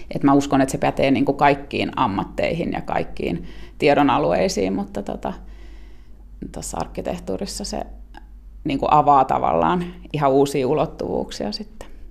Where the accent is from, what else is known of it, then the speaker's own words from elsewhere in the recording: Finland; mekin ollaan Suomesta